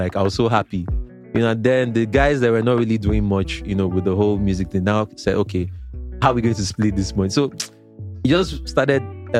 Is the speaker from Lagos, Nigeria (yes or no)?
yes; Lagos, Nigeria; I grew up in Lagos. You know, I grew up in Mushin.